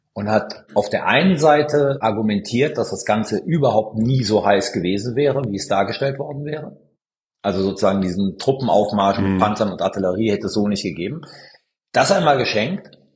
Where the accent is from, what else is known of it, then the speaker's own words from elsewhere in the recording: Italy; als gebürtiger Italiener